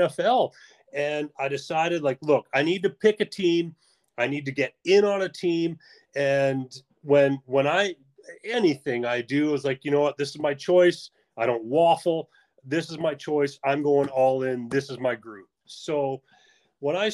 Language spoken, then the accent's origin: English; Canada; I played hockey, obviously, being a Canadian